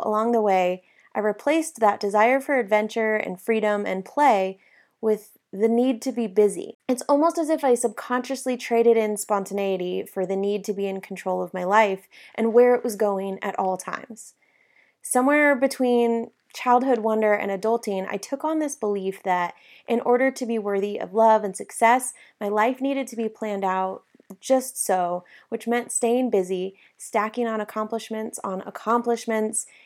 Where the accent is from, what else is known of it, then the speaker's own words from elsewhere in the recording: South Lake Tahoe, California, United States; I grew up in South Lake Tahoe